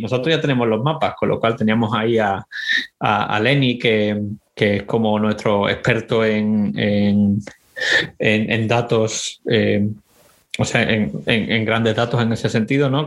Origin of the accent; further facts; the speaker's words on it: Spain; moved away as an adult; also born or lived in Boston, United States; now in United States; la de España, donde, eh, de donde yo vengo